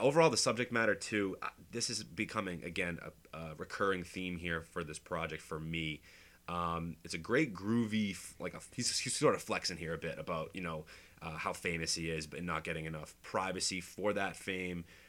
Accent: Boston, Massachusetts, United States; I'm from Boston. Um, grew up here.

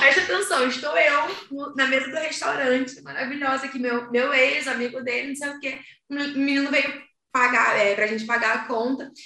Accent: Rio de Janeiro, Brazil; now in Portugal; a gente ser do Rio

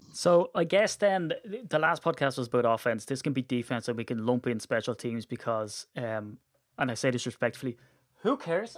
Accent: Ireland; we're Irish

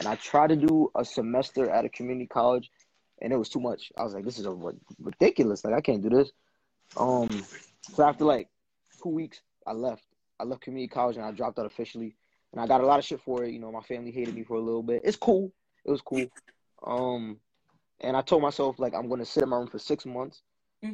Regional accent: New York City, New York, United States; now in Puerto Rico; I'm from Brooklyn, New York. My whole family's from Brooklyn, born and raised in Brooklyn. I wish I knew where my parents were from. I don't.

